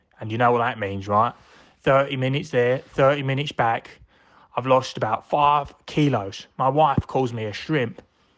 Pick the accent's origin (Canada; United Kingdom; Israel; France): United Kingdom; Brixton, London; I'm from Brixton and I work at a bank.